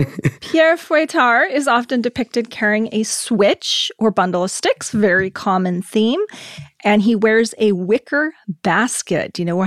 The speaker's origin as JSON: {"language": "English", "country": "Germany", "tie": "born or raised there", "said": "And I grew up in Germany, so I remember in the apartment complex where I lived, someone would actually dress up like St. Nicholas on December 6th"}